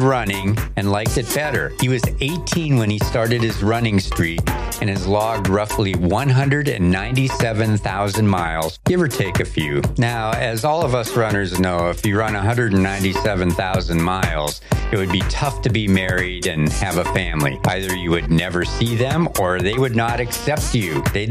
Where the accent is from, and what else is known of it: Harbor Creek, Pennsylvania, United States; born or raised there